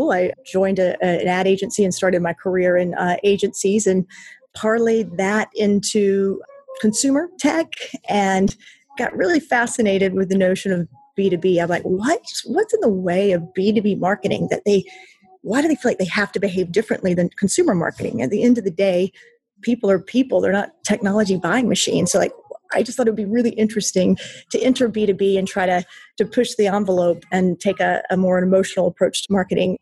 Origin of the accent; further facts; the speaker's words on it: North Carolina, United States; I'm born and raised in North Carolina, lived most of my life in North Carolina